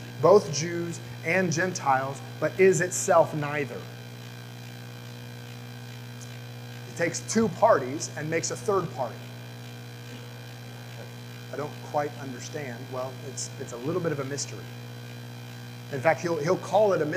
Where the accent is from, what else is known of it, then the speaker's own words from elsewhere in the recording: the South, United States; When I was growing up in the South